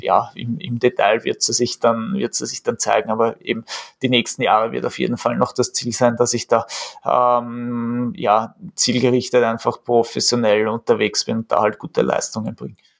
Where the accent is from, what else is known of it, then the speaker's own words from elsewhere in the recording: Austria; was man halt als Österreicher ja ein bisschen ein gebrankmarktes Kind ist